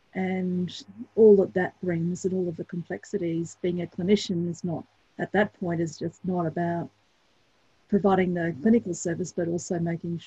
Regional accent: St George, Queensland, Australia; I grew up in St. George in southwest Queensland on a lovely property

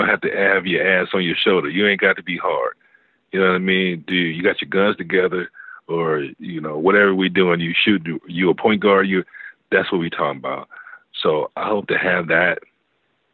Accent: West Coast, United States; I'm from the West Coast

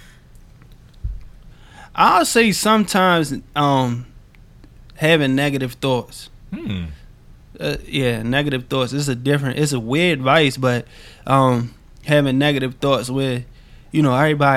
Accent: Baltimore, Maryland, United States; growing up in Baltimore, growing up in South Baltimore, like, no matter what part of Baltimore you in, you have to keep an edge

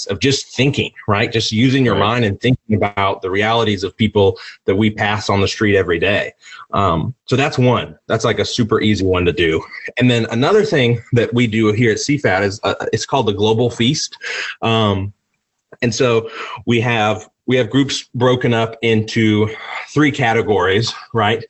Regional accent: United States; I was born in the United States

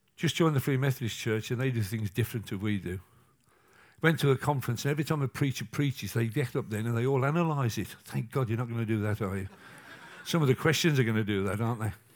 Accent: England, United Kingdom; I'm English, not American

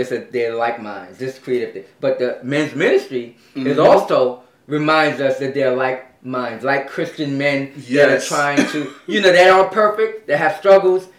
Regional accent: New York City, New York, United States; I'm from Brooklyn

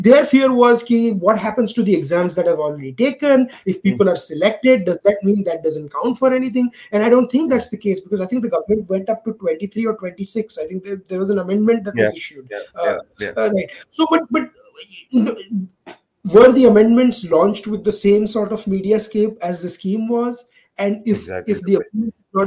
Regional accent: Gujarat, India; I come from Gujarat

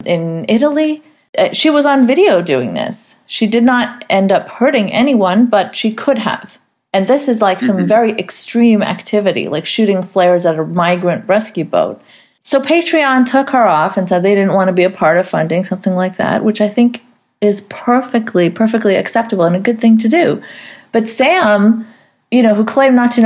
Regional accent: Saudi Arabia; I grew up in Saudi Arabia

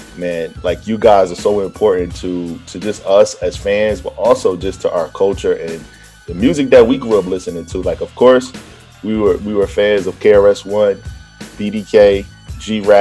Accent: Virginia, United States; I'm from Virginia

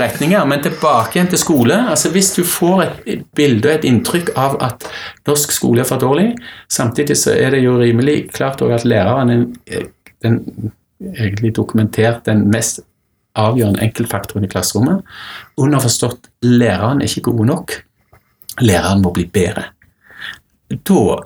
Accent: Stavanger, Rogaland, Norway; når jeg vokste opp i Stavanger

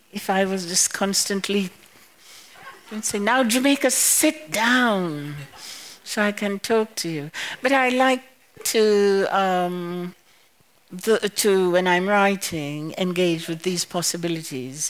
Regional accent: Massacre, Dominica; now in United States; I went to school in Massac uh, the Massac School

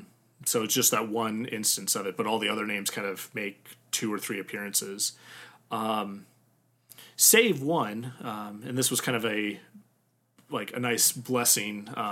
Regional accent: Midwest, United States; first language English; also born or lived in Germany; growing up in the Midwest

